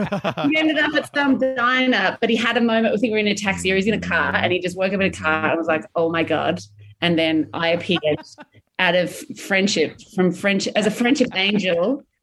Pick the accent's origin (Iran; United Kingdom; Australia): Australia; You know, we're Australians.